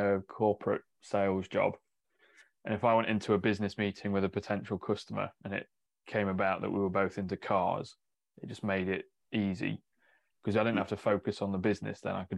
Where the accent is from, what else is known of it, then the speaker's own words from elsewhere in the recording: Mansfield, East Midlands, United Kingdom; now in Northamptonshire, United Kingdom; I'm technically from further north than here. Like Mansfield way is kind of where I grew up.